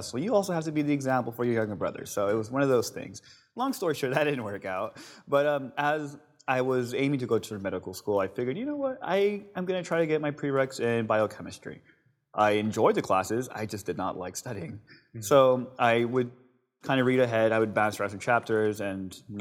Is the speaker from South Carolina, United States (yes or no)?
no; Long Beach, California, United States; I'm born and raised in Long Beach, but I'm first generation son of immigrants from Mexico